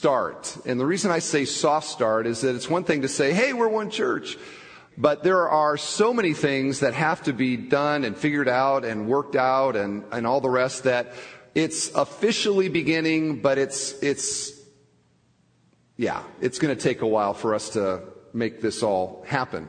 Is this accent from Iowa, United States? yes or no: yes; Iowa, United States; now in Crown Point, United States; I'm from Iowa